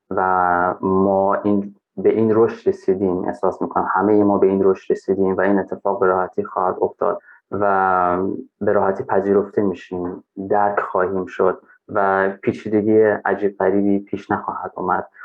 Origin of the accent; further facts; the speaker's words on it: Afghanistan; ببین من افغان هستم از افغانستان هستم تو ایرانی هستی